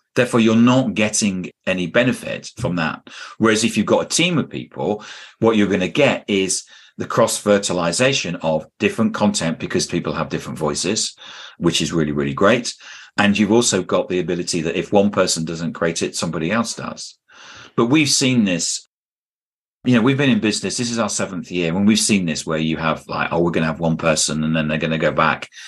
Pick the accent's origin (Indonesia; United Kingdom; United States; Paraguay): United Kingdom; I'm a Brit